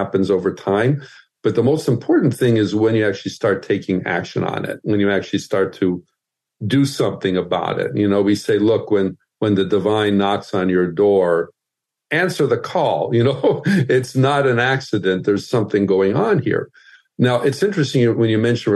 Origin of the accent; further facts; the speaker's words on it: Midwest, United States; moved away; also born or lived in Southern California; I grew up in the Midwest